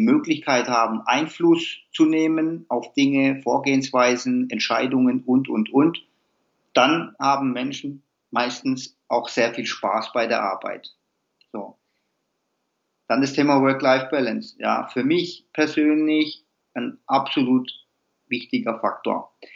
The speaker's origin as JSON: {"language": "German", "town": "Heilbronn", "region": "Baden-Württemberg", "country": "Germany", "said": "Ich komme hier aus dem Umkreis Heilbronn, Nähe Stuttgart"}